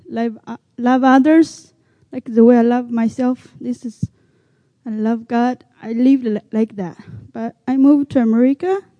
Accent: China; English is a second language; moved away as an adult; now in United States; I'm a minority from China. Grew up learning speak Chinese.

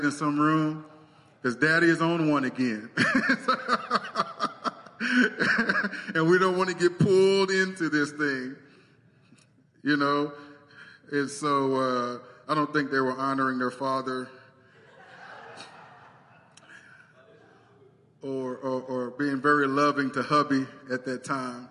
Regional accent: United States; I'm an American

